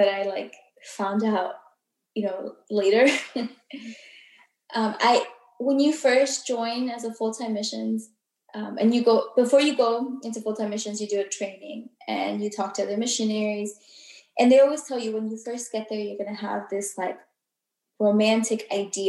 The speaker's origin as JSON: {"language": "English", "region": "Southwest Florida", "country": "United States", "tie": "born or raised there", "also_born_or_lived": "Peru / China / New York", "moved": "as an adult", "said": "growing up in Southwest Florida"}